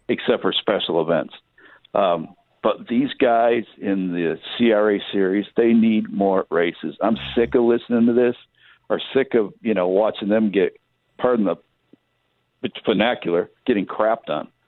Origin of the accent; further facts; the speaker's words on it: Michigan, United States; now in California, United States; I grew up in Michigan